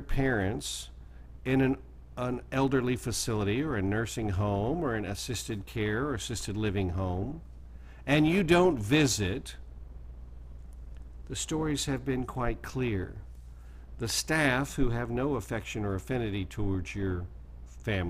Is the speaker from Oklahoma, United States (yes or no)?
yes; Oklahoma, United States; Oklahoma, where I was born and raised